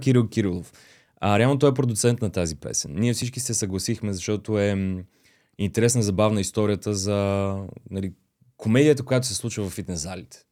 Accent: Varna, Varna Province, Bulgaria; moved away as an adult; also born or lived in Beloslav / Russia; now in Sofia, Bulgaria; Аз съм си от Варна, а, бил съм в детско-юношкия театър, след като се прибрахме нали, от Русия

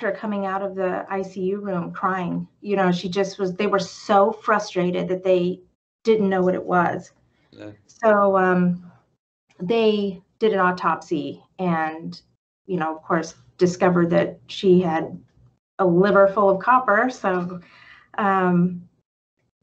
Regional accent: California, United States; now in Champaign-Urbana, United States; I'm from California originally

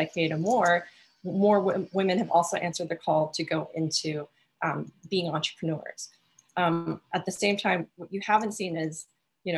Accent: Alaska, United States; I come from Alaska

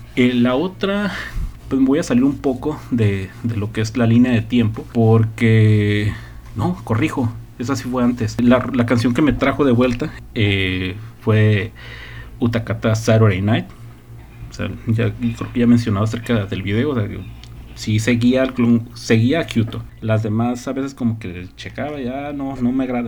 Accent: northern Mexico, Mexico; como buen norteño

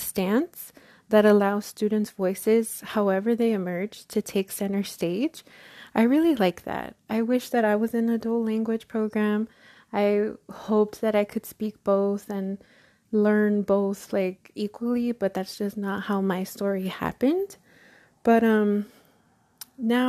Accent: Los Angeles, California, United States; first language Spanish; English is a second language; I went to school in East LA, it was English only

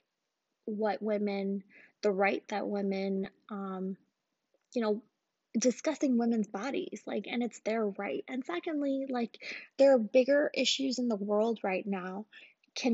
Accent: Pakistan; now in United States; I'm Pakistani

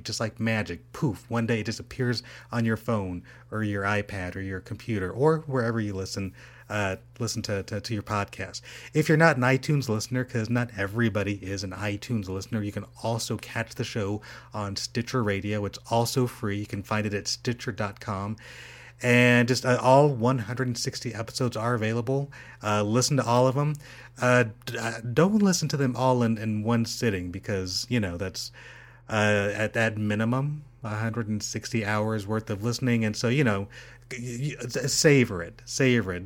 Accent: Rancho Cucamonga, California, United States; we're from the same hometown. We're from Rancho Cucamonga, which is in the Inland Empire

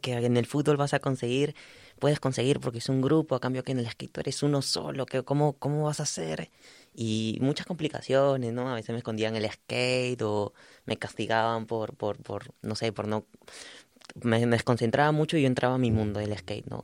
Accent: Lima, Peru; also born or lived in Chiclayo, Peru; yo, soy de Chiclayo, del norte de Perú, como eh, a unas horas de Lima. Yo, pero viví casi toda mi infancia también en Lima

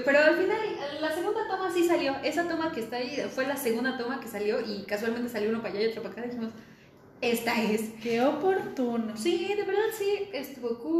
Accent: State of Mexico, Mexico; yo soy del Estado de México

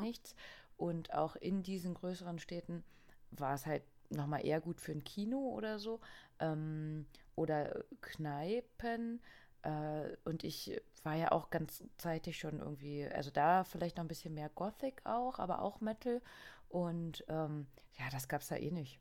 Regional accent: East Germany, Germany; ich bin ja aus dem Osten.

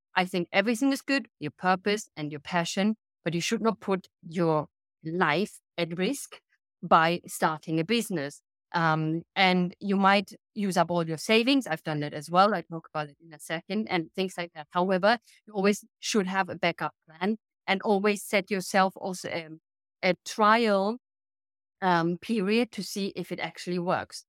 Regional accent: Germany; also born or lived in United Kingdom / Sweden; now in Italy; I'm based in Italy now, but I'm originally from Germany

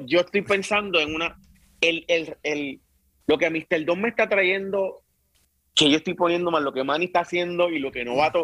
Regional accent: Bayamón, Puerto Rico; also born or lived in Río Piedras / Carolina; nací en Río Piedra. Me crié mi primera parte de mi, de mi edad en Carolina, y después en Bayamón

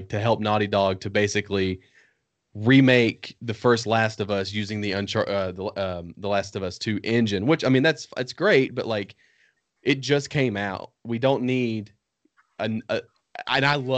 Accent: Northern Virginia, United States; now in the South, United States; As someone who was born and raised in Northern Virginia, in and around DC

